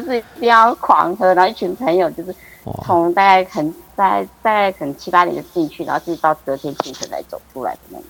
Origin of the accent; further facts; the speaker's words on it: Kaohsiung, Taiwan; 没有高雄